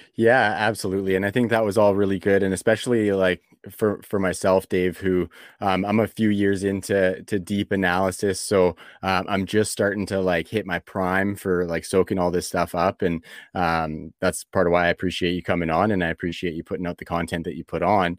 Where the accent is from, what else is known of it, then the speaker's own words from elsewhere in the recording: Canada; being from Canada